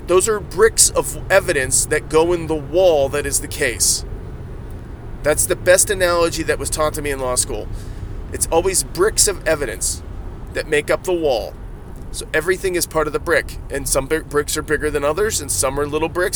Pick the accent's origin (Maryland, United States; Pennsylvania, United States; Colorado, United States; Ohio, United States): Ohio, United States; I said deers. I'm from Ohio. I get to say deers